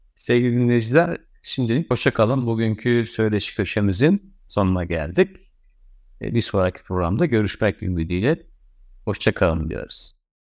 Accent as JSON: {"language": "Turkish", "country": "Turkey", "said": "bizim ülkemizde"}